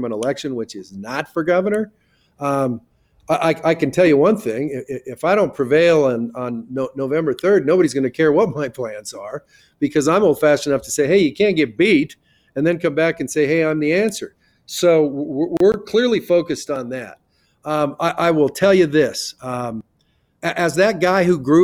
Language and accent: English; Carson City, Nevada, United States; moved away; I'm a guy from Carson City, Nevada